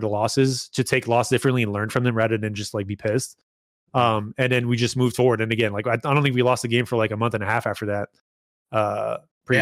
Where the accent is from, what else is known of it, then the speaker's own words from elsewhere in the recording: Canada; I'm Canadian